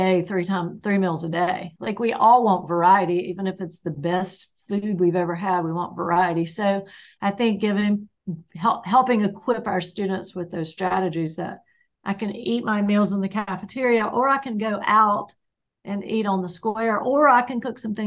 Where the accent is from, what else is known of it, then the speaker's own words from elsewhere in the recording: the South, United States; I'm from the South